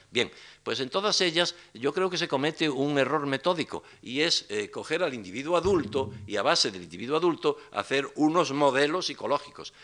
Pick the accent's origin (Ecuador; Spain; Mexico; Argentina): Spain; Galicia; los gallegos no lo enfermamos ni envejecemos